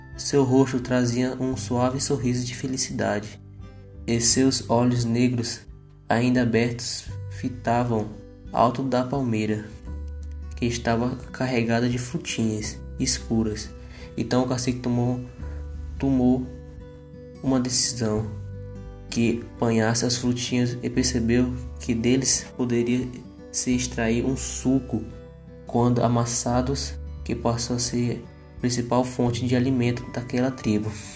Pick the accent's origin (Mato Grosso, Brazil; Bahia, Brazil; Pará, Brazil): Pará, Brazil; moved away; lá do Pará, é da minha terra